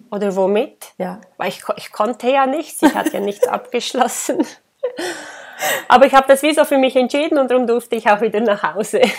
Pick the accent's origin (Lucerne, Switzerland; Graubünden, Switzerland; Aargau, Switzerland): Graubünden, Switzerland; Ich bin ähm, im Engadin geboren und aufgewachsen